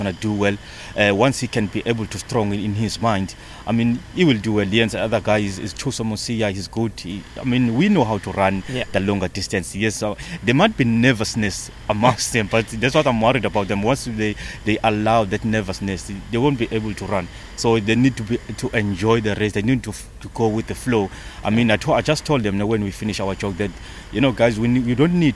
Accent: South Africa

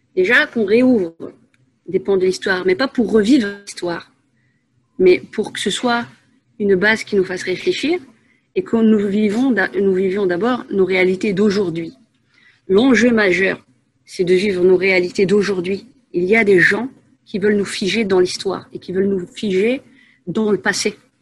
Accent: Asnières-sur-Seine, Île-de-France, France; moved away as an adult; also born or lived in Paris / Saint-Gratien / Enghien-les-Bains; now in Belgium; à la base une Parisienne. je suis née à Paris 14e, j'ai vécu, j'ai passé mon enfance à Agnières-sur-Seine

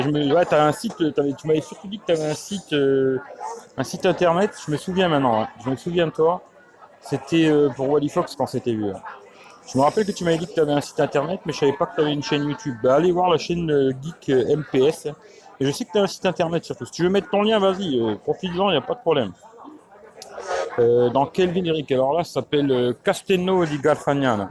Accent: France; je suis né en France

